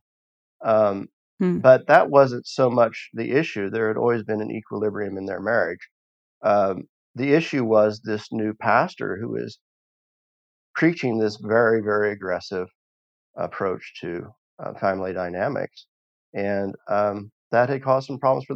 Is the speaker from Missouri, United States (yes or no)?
yes; the Ozarks of southern Missouri, United States; moved away as an adult; also born or lived in East Tennessee / Russia; I grew up in the Ozarks of southern Missouri in a conservative Christian holiness family.